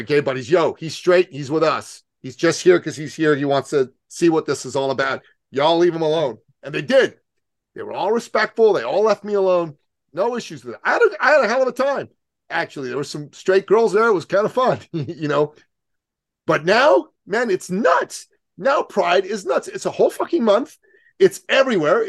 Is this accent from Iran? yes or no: yes; Iran; now in Canada; I'm from Iran